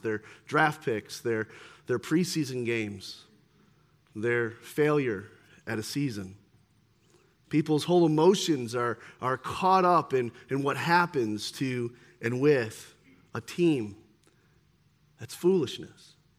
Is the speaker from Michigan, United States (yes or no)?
yes; near Detroit, Michigan, United States; I grew up here near Detroit